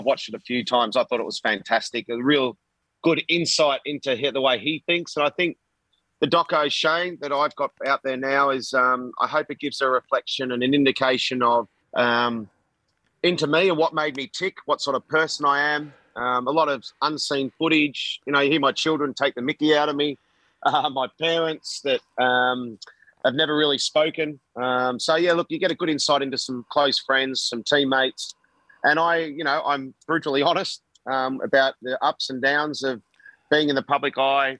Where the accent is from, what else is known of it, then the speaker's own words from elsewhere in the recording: Australia; And the success I had as an Australian player and as an individual as well.